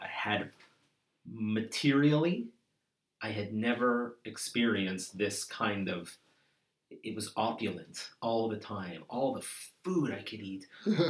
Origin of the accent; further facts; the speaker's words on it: Toronto, Ontario, Canada; I'm from Toronto.